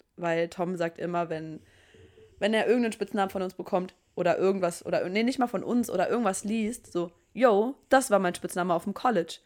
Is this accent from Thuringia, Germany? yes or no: no; Saarbrücken, Saarland, Germany; ich bin aus Saarbrücken, gebürtig, lebe dort immer noch